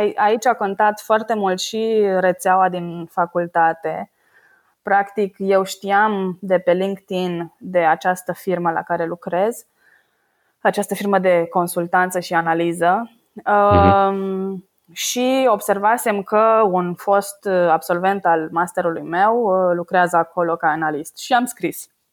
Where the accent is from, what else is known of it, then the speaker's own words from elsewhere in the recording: Brașov, Brașov County, Romania; moved away as an adult; also born or lived in Bucharest / Paris, France; now in Norway; Sunt din Brașov și uh, în prezent locuiesc în Norvegia din uh, august 2017.